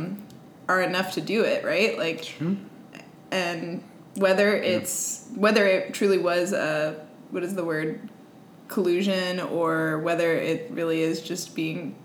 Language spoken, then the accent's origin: English; San Francisco, California, United States; we're from San Francisco